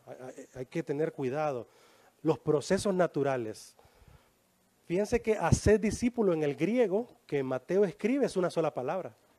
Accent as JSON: {"language": "Spanish", "country": "Honduras", "said": "Así decimos en Honduras"}